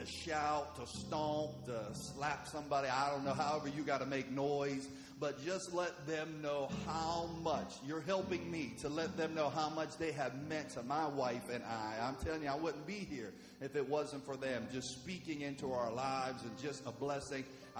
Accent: West Virginia, United States; moved away as an adult; also born or lived in Oklahoma; I was born and raised in West Virginia

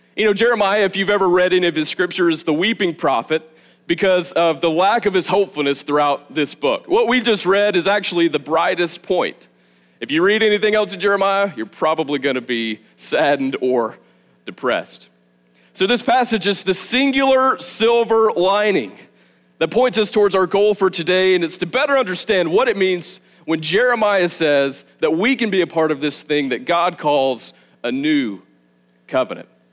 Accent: the South, United States; moved away as an adult; also born or lived in Arizona; now in Milledgeville, United States; I grew up in the South. Just well, I guess me and my wife Savannah both grew up in the South. I grew up a few hours from here

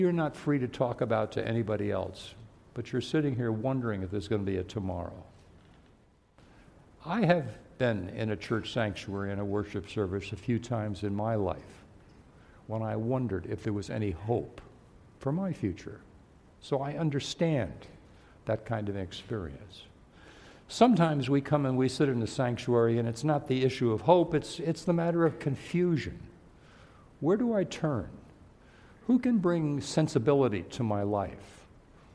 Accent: New York City, New York, United States; I was born in New York City, so I know the city fairly well

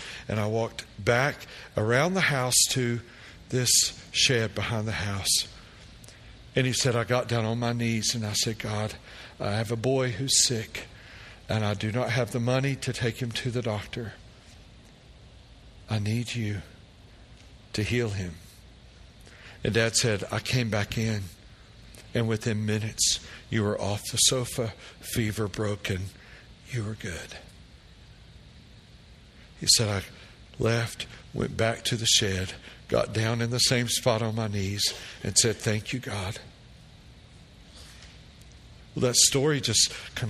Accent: Tennessee, United States; We grew up in Tennessee

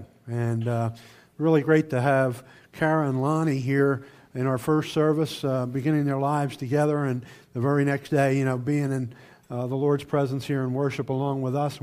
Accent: Camden, New Jersey, United States; I was born and raised in Camden, New Jersey, which is right across the river from Philadelphia

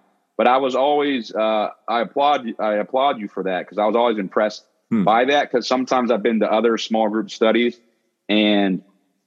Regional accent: Pittsburgh, Pennsylvania, United States; also born or lived in Philadelphia / Delaware; I grew up in Pittsburgh and went to Taylor Alderdice High School

